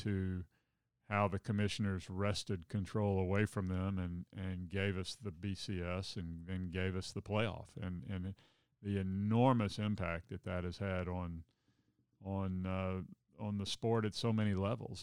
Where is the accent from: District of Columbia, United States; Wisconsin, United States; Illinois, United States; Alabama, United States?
Alabama, United States; having grown up in Alabama